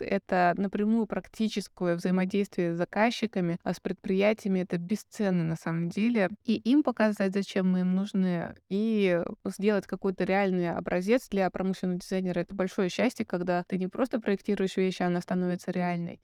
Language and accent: Russian; Novosibirsk, Novosibirsk Oblast, Russia; я сама из Новосибирска